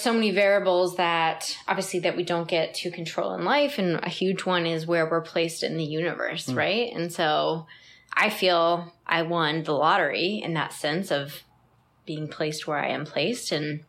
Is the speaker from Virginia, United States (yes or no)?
yes; Northern Virginia, United States; also born or lived in Arlington, Virginia / Herndon, Virginia / Loudoun County, Virginia; I grew up in Northern Virginia.